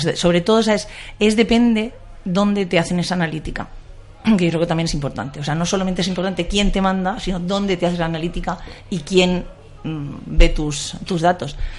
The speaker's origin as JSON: {"language": "Spanish", "region": "Region of Murcia", "country": "Spain", "also_born_or_lived": "Mula", "moved": "yes", "lives_now": "Madrid, Spain", "said": "Yo soy de Murcia"}